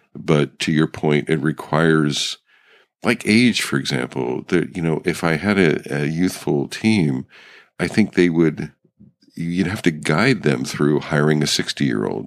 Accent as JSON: {"language": "English", "region": "Pennsylvania", "country": "United States", "tie": "born or raised there", "said": "I grew up in Pennsylvania"}